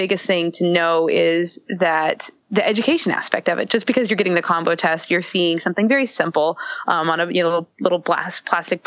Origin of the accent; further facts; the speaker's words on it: the South, United States; I'm from the South myself